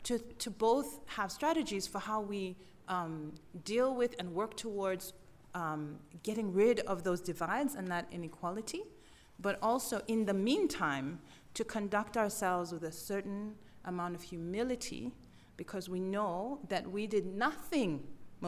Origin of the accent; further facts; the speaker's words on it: South Africa; In my book, I talk a lot as a South African who's part of a new society and very much part of an elite.